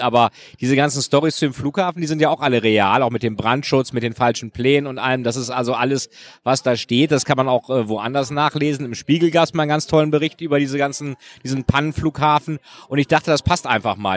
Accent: Lilienthal, Lower Saxony, Germany; also born or lived in Bremen; now in Berlin, Germany; Ich bin jetzt in Lilienthal bei Bremen aufgewachsen, aber in Bremen geboren und später wohnten wir auch in Bremen.

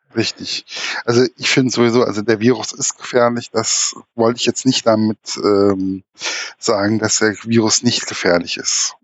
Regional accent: Hesse, Germany; bei uns in Hessen

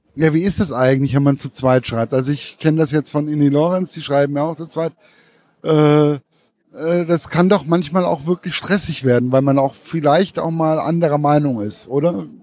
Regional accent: Giessen, Hesse, Germany; das ist ja meine Heimat.

